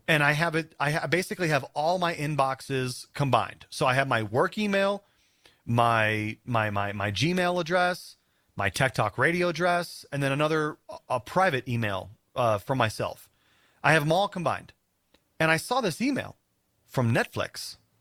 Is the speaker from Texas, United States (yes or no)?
no; South Dakota, United States; now in Denver, United States; we're gonna go back to South Dakota, my home state.